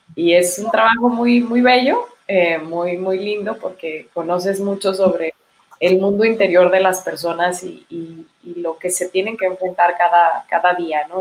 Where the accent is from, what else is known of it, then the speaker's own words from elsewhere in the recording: Chihuahua, Mexico; soy de Chihuahua, este, nací acá